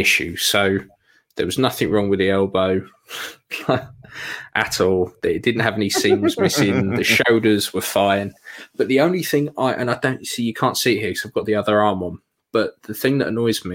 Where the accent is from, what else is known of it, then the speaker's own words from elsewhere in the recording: United Kingdom; We're British, mate